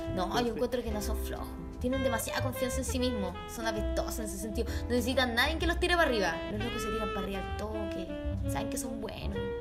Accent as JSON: {"language": "Spanish", "country": "Chile", "tie": "born or raised there", "also_born_or_lived": "Germany / Mexico", "said": "yo nací en Alemania y como a los dos años nos fuimos a vivir a México. Y entonces yo conocí a mi familia en Chile como a los seis años. Y a los seis años, cuando llegamos a Chile de vuelta"}